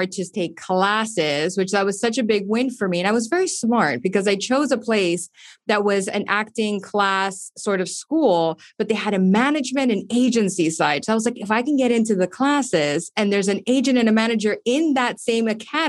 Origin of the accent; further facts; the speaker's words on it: Miami, Florida, United States; moved away as an adult; also born or lived in Los Angeles; now in Miami, United States; just being Cuban American, you know, Miami, as you know, you've been here.